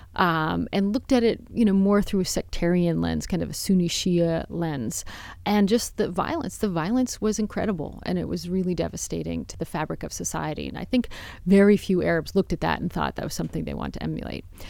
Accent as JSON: {"language": "English", "country": "United States", "said": "even as an American"}